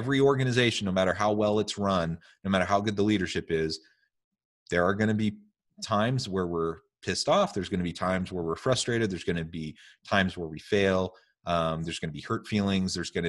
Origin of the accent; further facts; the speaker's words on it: Oregon, United States; Hey, don't diss the Oregon communes. I grew up in Oregon.